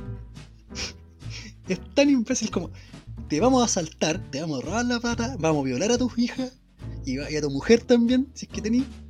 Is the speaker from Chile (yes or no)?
yes; Chile; la gente acá en nuestro país, en Chilito